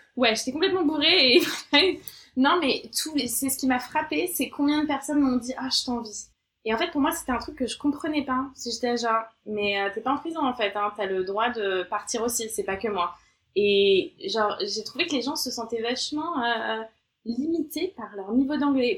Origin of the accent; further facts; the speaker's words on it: France; moved away as an adult; also born or lived in Australia; now in London, United Kingdom; en tant que française